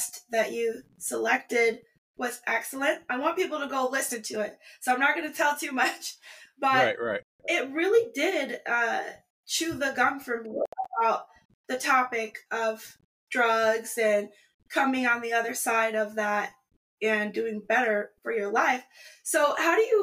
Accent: Grand Rapids, Michigan, United States; moved away as an adult; also born or lived in Muskegon, Michigan; now in Seattle, United States; I was born in Muskegon and raised in Grand Rapids, and now my family's in Detroit

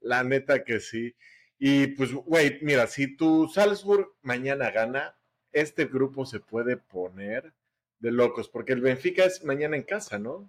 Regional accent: Mexico; somos los mexicanos

